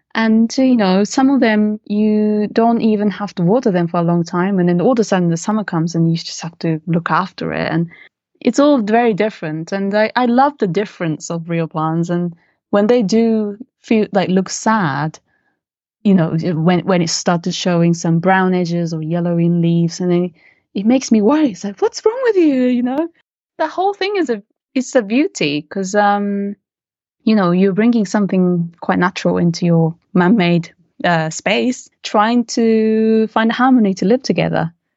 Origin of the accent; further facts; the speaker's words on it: Japan; moved away as an adult; also born or lived in London, United Kingdom; growing up in Japan with, you know, as, as a mix, mixed race